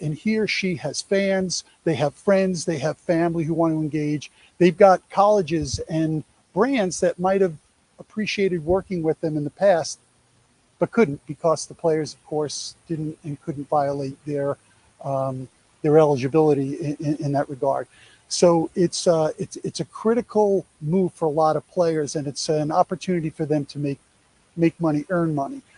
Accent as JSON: {"language": "English", "region": "New York", "country": "United States", "said": "I'm a Yankee"}